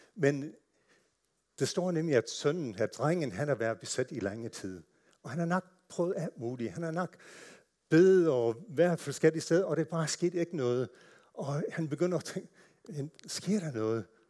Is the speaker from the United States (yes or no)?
yes; United States; Danish is a second language; moved away as an adult; now in Denmark; er født og opvokset i USA